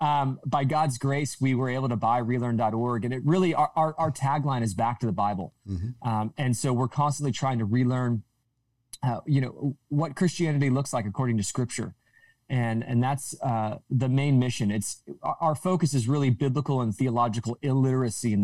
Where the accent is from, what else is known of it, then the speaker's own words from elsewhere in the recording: Southern California, United States; I grew up in Southern California.